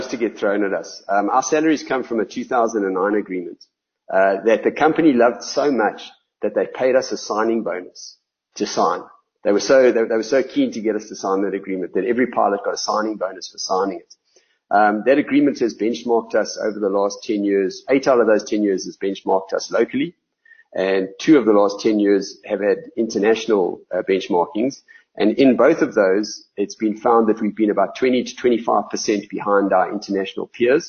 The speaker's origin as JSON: {"language": "English", "country": "South Africa", "said": "we're South Africans. We love this country"}